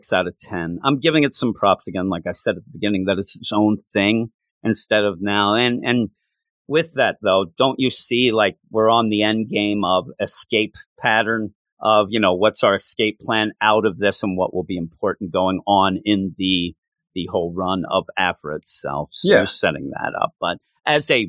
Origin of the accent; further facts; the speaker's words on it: Quakertown, Pennsylvania, United States; my hometown of Quakertown